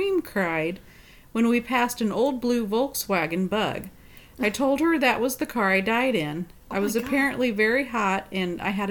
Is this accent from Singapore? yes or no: no; Germany; born or raised there